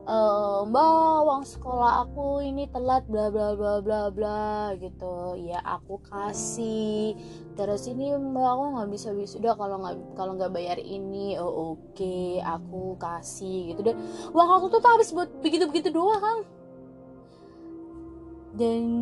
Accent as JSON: {"language": "Indonesian", "town": "Surabaya", "region": "East Java", "country": "Indonesia", "said": "malu ya aku orang Jawa aku orang Surabaya"}